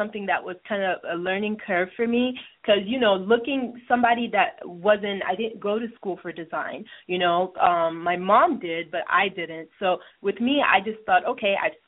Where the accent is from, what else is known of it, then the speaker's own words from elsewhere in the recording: Nigeria; moved away; I grew up in Nigeria